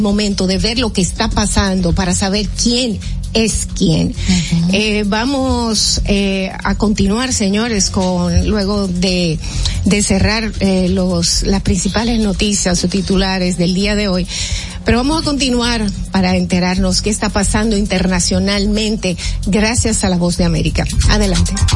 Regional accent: Dominican Republic; nosotros como dominicanos

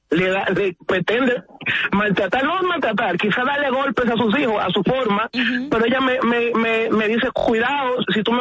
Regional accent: Santo Domingo, Distrito Nacional, Dominican Republic; yo soy de ese este por ciento de jóvenes que me crié en Villajuana, me crié con violencia

